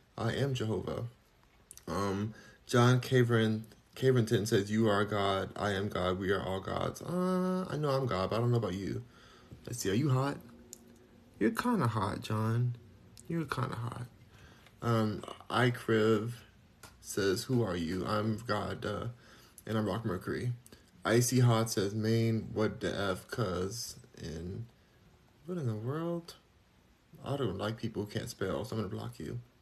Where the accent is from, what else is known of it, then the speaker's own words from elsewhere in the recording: Los Angeles, California, United States; where are you from? Los Angeles